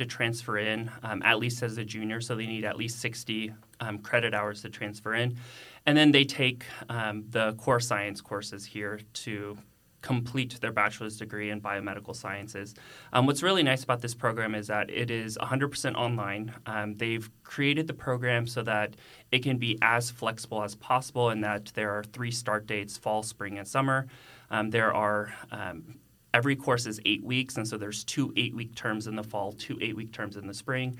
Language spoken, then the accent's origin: English; Carrollton, Texas, United States; also born or lived in Austin, Texas; I'm actually a native of North Texas, and so I grew up in Carrollton.